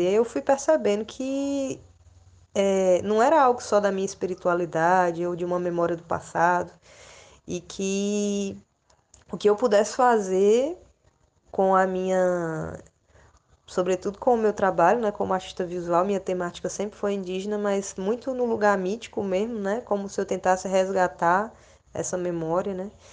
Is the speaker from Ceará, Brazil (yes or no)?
yes; Fortaleza, Ceará, Brazil; moved away as an adult; now in Recife, Brazil; eu sou natural de Fortaleza, do Ceará.